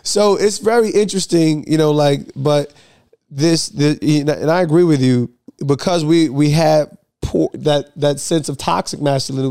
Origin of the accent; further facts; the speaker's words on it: New Jersey, United States; I'm from Jersey